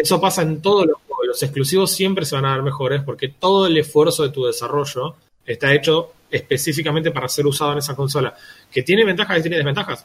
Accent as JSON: {"language": "Spanish", "country": "Argentina", "said": "somos también argentinos"}